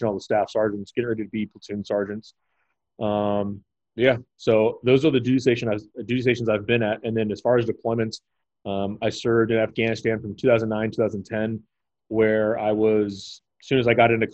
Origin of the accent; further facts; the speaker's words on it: Los Angeles, California, United States; moved away as an adult; I'm originally from Los Angeles, California